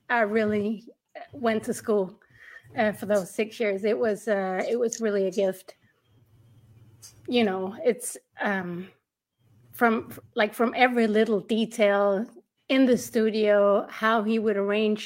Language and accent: English; Denmark; I'm from Denmark